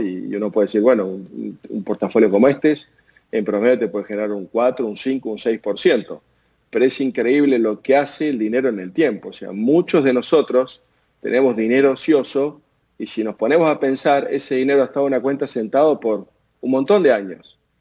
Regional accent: Argentina; como argentino, latinoamericano

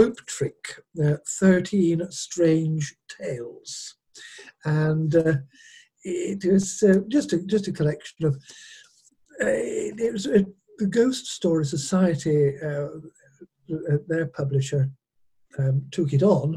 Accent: Peak District, East Midlands, United Kingdom; moved away as an adult; also born or lived in Edinburgh; I was born in the Peak District far more years ago than I wish to count

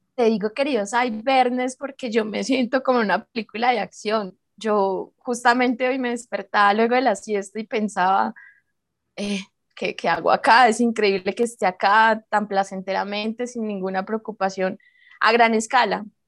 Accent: Colombia; soy colombiana, escritora juvenil colombiana

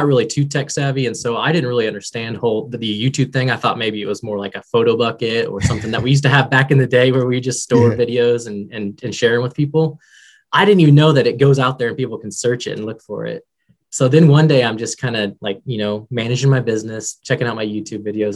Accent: Kansas City, United States; also born or lived in Texas; now in Wichita, United States; So I'm actually in Wichita, Kansas, but I grew up in Kansas City

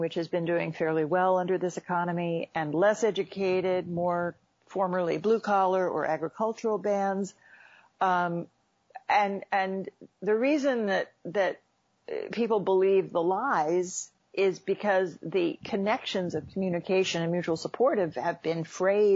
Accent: Oklahoma, United States; moved away; I grew up in this part of the country. My home state is Oklahoma

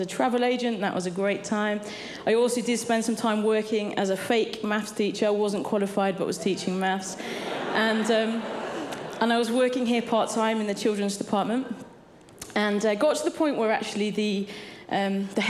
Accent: Cambridge, East of England, United Kingdom; I grew up in Cambridge and great city

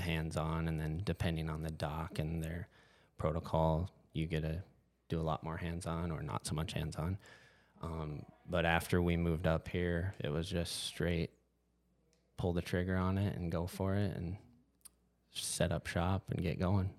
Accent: Whitefish, Montana, United States; born and raised Whitefish, Montana.

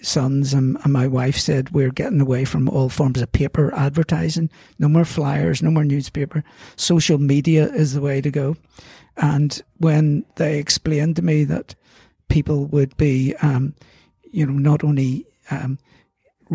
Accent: Belfast, Northern Ireland, United Kingdom; I'm from Belfast, so I've lived away, but I love Belfast.

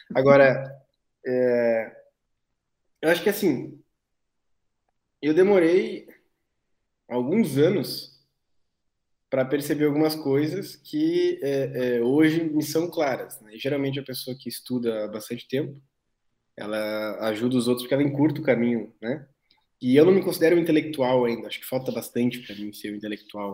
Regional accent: Cachoeirinha, Rio Grande do Sul, Brazil; moved away as an adult; also born or lived in Porto Alegre / Passo Fundo; eu sou natural daqui de Porto Alegre, de Cachoeirinha, na verdade, eu morei a vida toda, mas sou natural de Porto Alegre

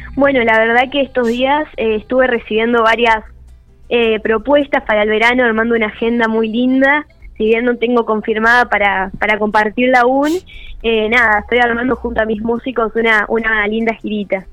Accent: Parera, La Pampa, Argentina; mi pueblo Parera

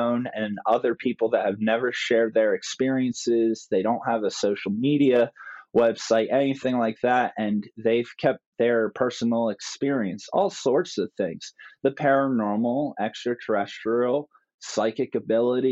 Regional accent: New Jersey, United States; also born or lived in Turkey; I grew up here in South New Jersey.

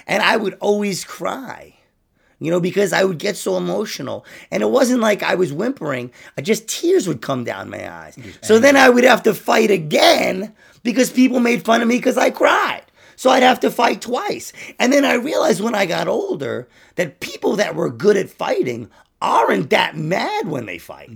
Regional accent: United States; I'm American

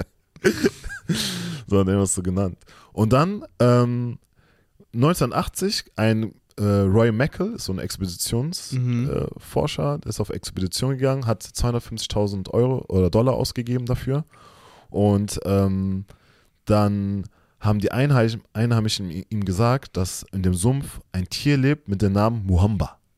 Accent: Germany; wir sind auch zum Beispiel in Deutschland aufgewachsen, geboren

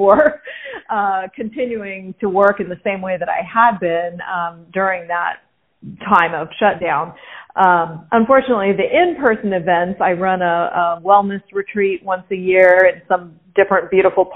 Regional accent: Pasadena, California, United States; moved away as an adult; also born or lived in Italy; I was born and raised in Pasadena, California

